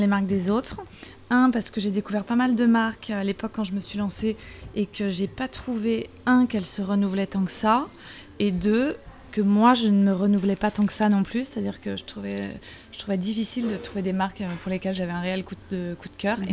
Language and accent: French; Saint-Cloud, Île-de-France, France; les Parisiens diraient que je viens pas de Paris, parce que j'ai longtemps vécu dans le 92, à côté de Saint-Cloud